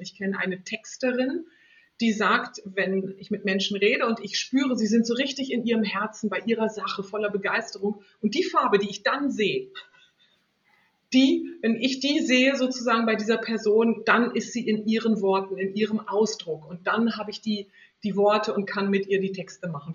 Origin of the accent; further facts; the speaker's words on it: Northern Germany, Germany; now in Switzerland; ich komme aus Norddeutschland und das weite, flache Land, das ist in meinen Genen drin, auch wenn ich jetzt in der Schweiz lebe